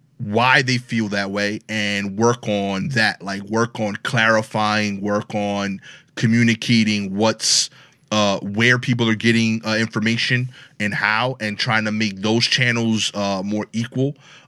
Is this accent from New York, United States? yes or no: yes; Brooklyn, New York, United States; talk the way I talk. I have an accent. {S0} Yeah, yeah, yeah. {S3} And I'm from Brooklyn.